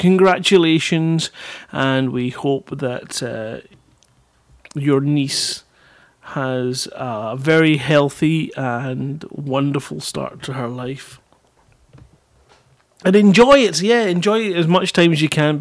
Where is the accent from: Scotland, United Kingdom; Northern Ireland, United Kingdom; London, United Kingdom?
Scotland, United Kingdom; me being Scottish